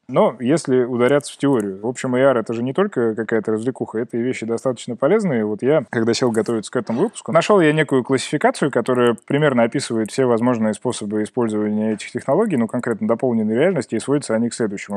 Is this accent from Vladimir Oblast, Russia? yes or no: no; Kemerovo, Kemerovo Oblast, Russia; моего родного города Кемерово